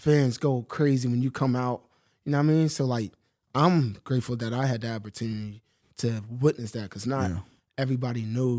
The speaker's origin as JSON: {"language": "English", "town": "Philadelphia", "region": "Pennsylvania", "country": "United States", "said": "I'm from Philly."}